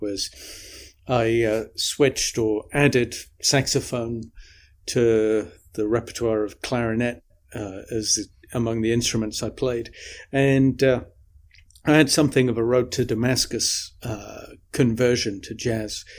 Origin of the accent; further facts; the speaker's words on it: the north of England, United Kingdom; also born or lived in Midlands, England; when I moved from the Midlands, eh, in England, where I kicked off, um, up to the north of England.